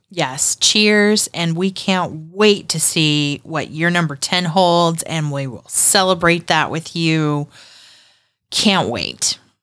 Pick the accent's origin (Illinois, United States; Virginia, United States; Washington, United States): Virginia, United States; I was born in Virginia